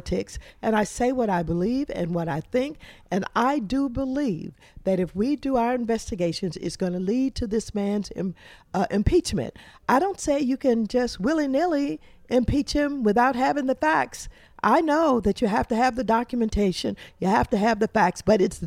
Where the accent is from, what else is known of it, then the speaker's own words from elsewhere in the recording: Kinloch, Missouri, United States; moved away; I'm from Kinloch, one of those towns